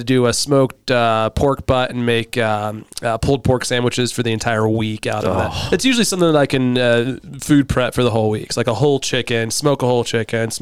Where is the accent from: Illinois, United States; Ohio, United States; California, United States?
Ohio, United States; Southern; now in Lander, United States; I grew up in Southern Ohio.